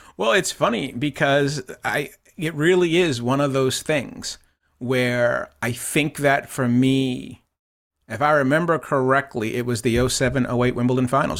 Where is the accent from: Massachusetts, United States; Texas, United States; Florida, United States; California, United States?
Massachusetts, United States; Boston; also born or lived in Plymouth, Massachusetts; growing up in Boston, um, watching the Boston Lobsters on Channel two